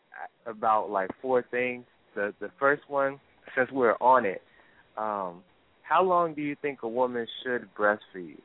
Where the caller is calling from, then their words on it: New Jersey, United States; I'm calling from New Jersey.